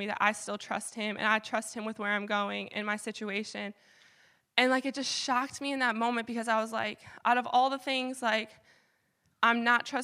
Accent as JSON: {"language": "English", "region": "Michigan", "country": "United States", "moved": "yes", "lives_now": "Vermont, United States", "said": "I'm from Michigan, so all my family's in Michigan"}